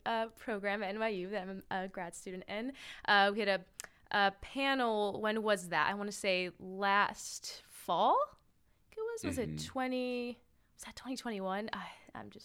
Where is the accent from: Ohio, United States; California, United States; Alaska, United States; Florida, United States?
Florida, United States; Miami; also born or lived in Brooklyn, New York; now in New York City, United States; I'm originally from Miami, Florida, now living in Brooklyn, New York